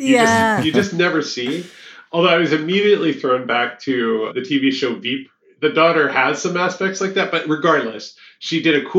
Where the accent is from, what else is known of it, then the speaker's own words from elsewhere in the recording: Southeastern Pennsylvania, United States; I grew up in Pennsylvania. I've been Southeastern PA.